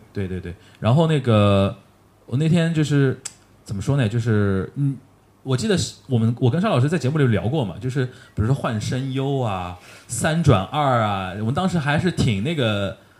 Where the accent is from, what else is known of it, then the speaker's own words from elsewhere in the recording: China; 我们中国年轻人